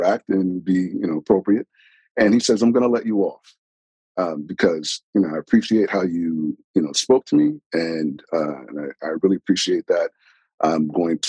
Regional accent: New York, United States; I'm originally from New York

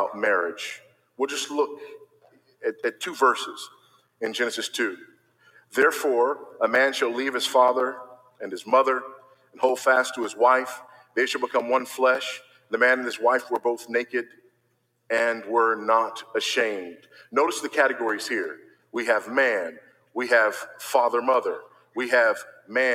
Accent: Los Angeles, California, United States; I was born here in Los Angeles

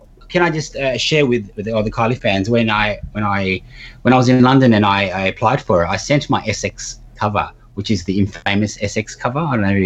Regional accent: Australia; I said, look, I'm from Australia.

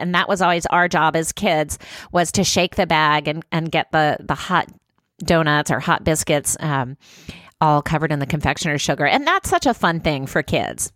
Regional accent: Louisiana, United States; moved away; Louisiana, my home state

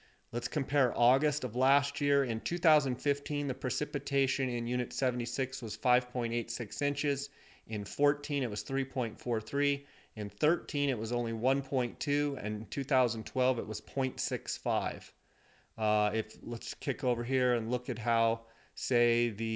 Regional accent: Arizona, United States; Arizona, my home state

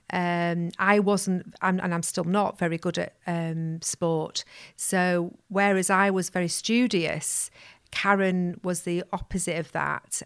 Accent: Pudsey, Yorkshire and the Humber, United Kingdom; I'm from Pudsey, West Yorkshire

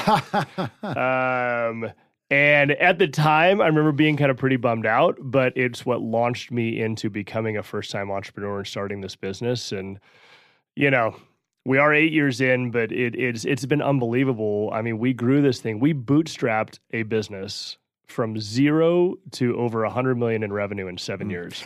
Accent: New Mexico, United States; moved away as an adult; now in Denver, United States; Born and raised in New Mexico, been living in Colorado now for a dozen years

